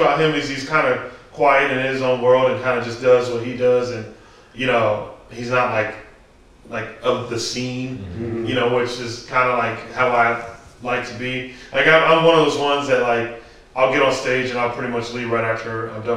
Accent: Arizona, United States; growing up in Arizona and being in like the punk and hardcore scene

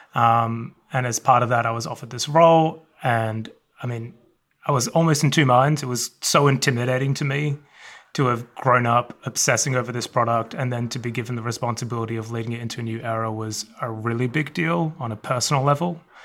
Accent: Melbourne, Victoria, Australia; moved away; I grew up in the suburbs of Melbourne, Australia

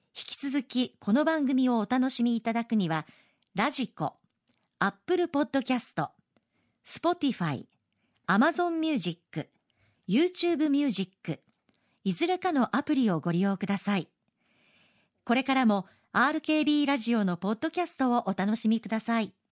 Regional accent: Kyushu, Japan; moved away as an adult; also born or lived in Tokyo; 東京の大学に出るんですけどもまあ、東京ですから東京と九州を往復するブルートレイン

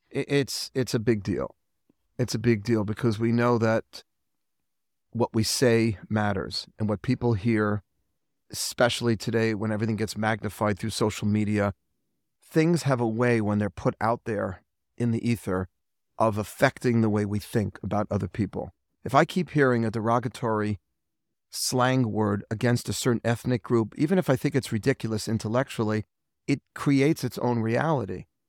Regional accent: New York City, New York, United States; also born or lived in Manhattan, New York; I'm from Forest Hills, Queens. I'm a proud Queens boy.

